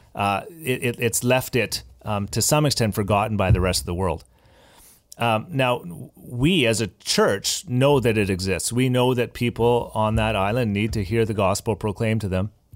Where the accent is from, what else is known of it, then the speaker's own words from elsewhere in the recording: Abbotsford, British Columbia, Canada; I was, uh, born and raised in Abbotsford